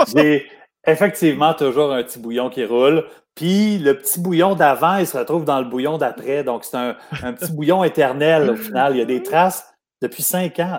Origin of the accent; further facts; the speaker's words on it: Montreal, Quebec, Canada; also born or lived in Lachenaie; je suis né à Montréal, puis après ça, pour mon adolescence, on est déménagé euh, en banlieue. On est allé à Lachenay.